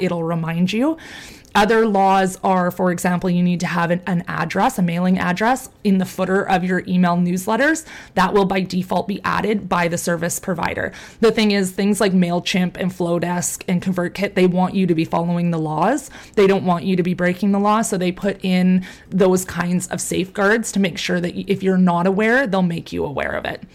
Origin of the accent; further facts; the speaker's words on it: Canada; I'm from Canada